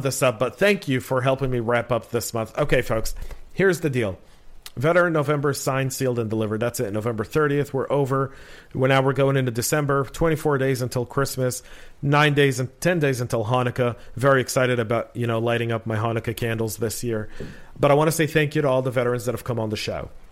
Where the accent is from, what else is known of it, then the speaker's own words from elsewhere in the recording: Bay Area, California, United States; I grew up in the Bay Area in the '80s